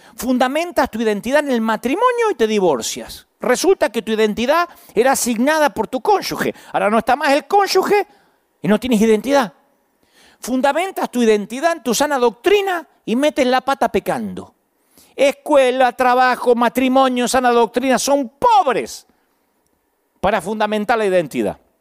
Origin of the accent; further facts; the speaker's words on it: Billinghurst, Buenos Aires Province, Argentina; Por algo Dios hizo que yo naciera en Billinghurst, San Martín, Buenos Aires y no en Massachusetts. Por algo Dios me dio este acento y no otro